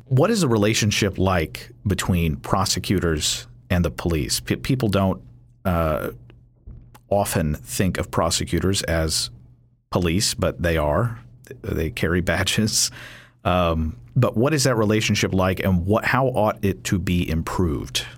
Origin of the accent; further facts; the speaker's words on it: Kentucky, United States; now in Virginia, United States; I'm from Kentucky